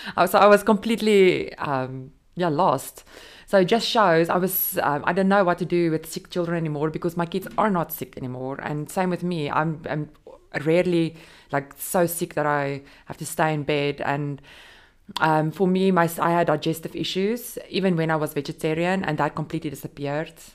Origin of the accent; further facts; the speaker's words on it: South Africa; moved away as an adult; also born or lived in Dubai, United Arab Emirates; now in Jebel Ali, United Arab Emirates; I'm South African mom of two